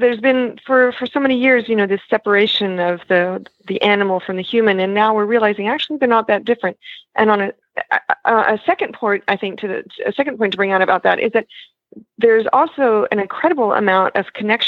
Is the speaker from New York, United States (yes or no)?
no; Texas, United States; now in France; I'm originally from Texas.